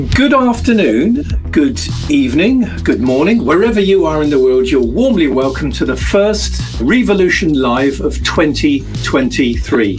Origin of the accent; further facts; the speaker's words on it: United Kingdom; I'm British